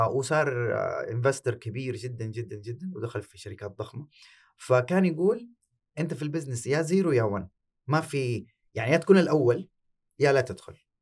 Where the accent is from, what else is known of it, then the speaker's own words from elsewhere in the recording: Saudi Arabia; عندنا في السعوديه